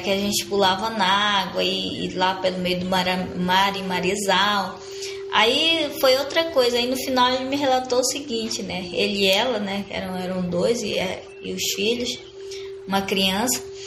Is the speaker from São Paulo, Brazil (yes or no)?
no; Sateré-Mawé community, Amazonas, Brazil; moved away; also born or lived in Manaus; tô voltando pro meu povo, tô voltando para minhas origens, é de lá que eu vim, é lá onde eu nasci, é onde eu conheço